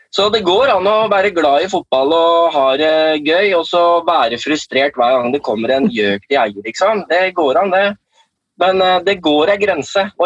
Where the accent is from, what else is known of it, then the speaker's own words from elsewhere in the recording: Denmark; Norwegian is a second language; jeg er jo en dansk journalist ikke sant